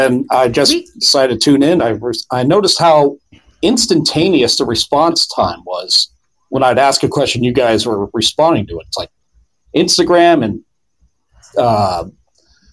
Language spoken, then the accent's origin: English; Florida, United States; I'm from Florida